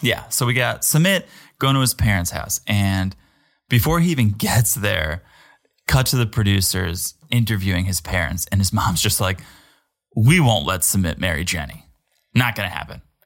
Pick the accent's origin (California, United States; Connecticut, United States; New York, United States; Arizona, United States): Connecticut, United States; I'm from America. I'm from Connecticut